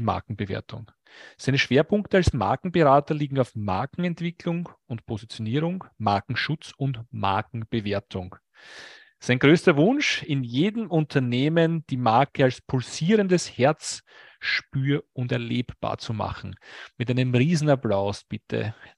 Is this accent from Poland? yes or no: no; Lower Austria, Austria; aus meinem Heimatbundesland, aus Niederösterreich